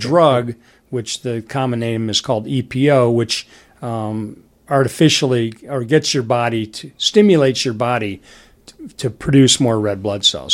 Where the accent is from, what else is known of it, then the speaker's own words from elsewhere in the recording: Detroit, Michigan, United States; I grew up in Detroit.